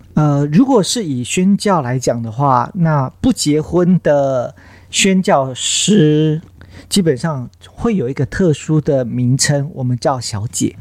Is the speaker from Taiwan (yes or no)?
yes; Taiwan; 我们台湾人